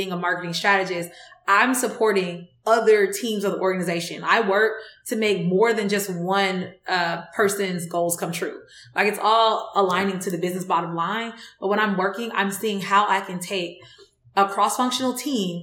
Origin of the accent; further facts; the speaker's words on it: Decatur, Georgia, United States; I was born in Decatur, raised in Decatur in East Atlanta, like zone 6